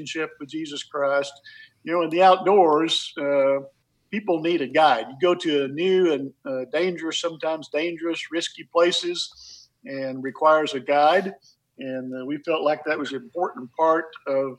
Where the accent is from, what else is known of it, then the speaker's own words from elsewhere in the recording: Ozark Mountains, Arkansas, United States; growing up in the Ozarks, in the Ozark Mountains in Arkansas, in an area known as the Leatherwoods